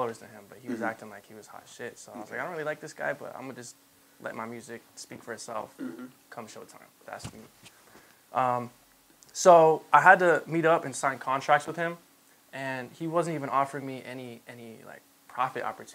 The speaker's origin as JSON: {"language": "English", "town": "Anaheim", "region": "California", "country": "United States", "tie": "born or raised there", "also_born_or_lived": "Santa Ana", "said": "Orange County, Southern California. I was born in Anaheim"}